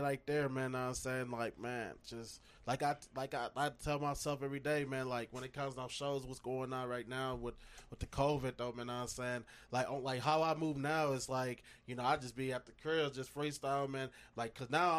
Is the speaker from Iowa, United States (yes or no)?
no; Minneapolis, Minnesota, United States; I come from Edison High School for 4 years. I graduated 10 years ago, 2011.